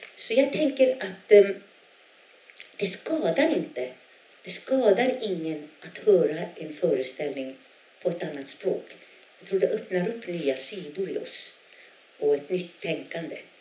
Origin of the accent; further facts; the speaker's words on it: a small community in northern Norrbotten, Norrbotten County, Sweden; first language Sami; Swedish is a second language; Jag kommer ifrån ett, en litet, ett litet samhälle i norra Norrbotten där 90 procent är samer, 10 procent är svenskar